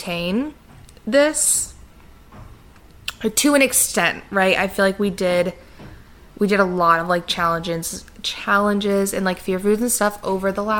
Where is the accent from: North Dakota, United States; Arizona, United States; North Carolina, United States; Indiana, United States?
Indiana, United States; I'm from Indiana